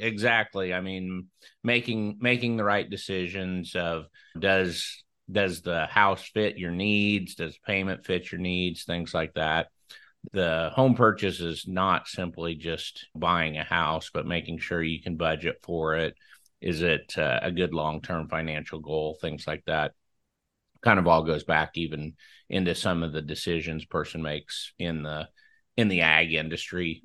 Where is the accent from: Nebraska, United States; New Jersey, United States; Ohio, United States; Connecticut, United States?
Nebraska, United States; Franklin; born or raised there